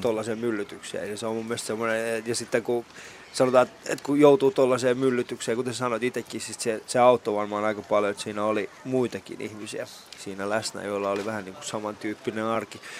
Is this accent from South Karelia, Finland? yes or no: no; Elämäjärvi, Central Ostrobothnia, Finland; Mä oon Elämäjärveltä kotoisin